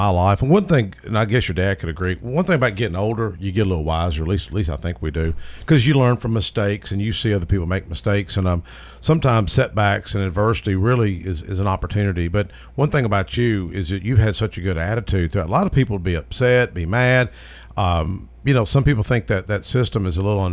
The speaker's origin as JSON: {"language": "English", "town": "Smyrna", "region": "Tennessee", "country": "United States", "tie": "born or raised there", "also_born_or_lived": "La Vergne, Tennessee", "said": "growing up in Smyrna and Laverne"}